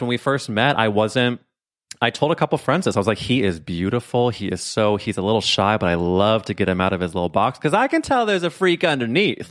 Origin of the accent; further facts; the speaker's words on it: St. Louis, Missouri, United States; I'm from Saint Louis.